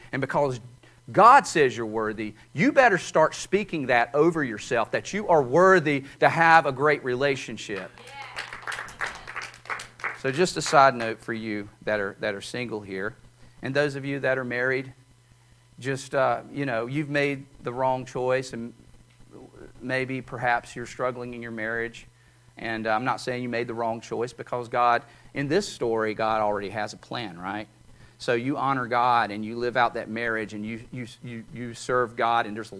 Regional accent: North Carolina, United States; Yeah, we're proud Appalachian North Carolinians.

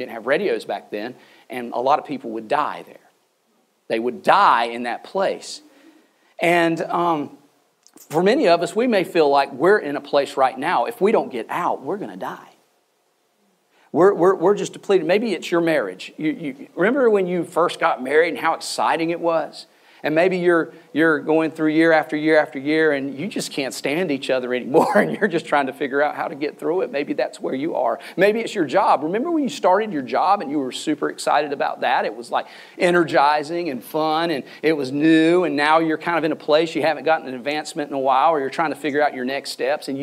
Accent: the South, Southern United States, United States; I'm a Southerner

